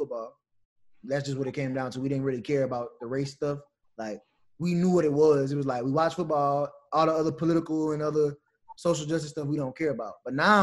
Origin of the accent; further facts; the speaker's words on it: Louisiana, United States; growing up in Louisiana, being from Louisiana